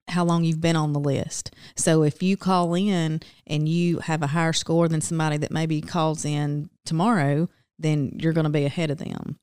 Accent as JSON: {"language": "English", "town": "Silver Creek", "region": "Georgia", "country": "United States", "tie": "born or raised there", "said": "I was born and raised across town just outside of Rome in Silver Creek."}